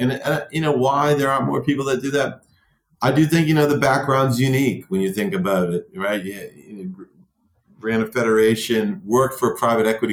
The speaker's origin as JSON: {"language": "English", "country": "United States", "tie": "born or raised there", "said": "growing up in America"}